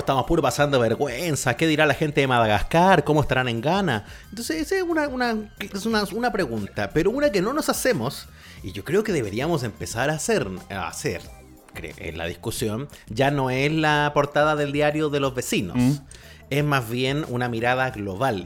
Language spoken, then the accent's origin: Spanish; Chile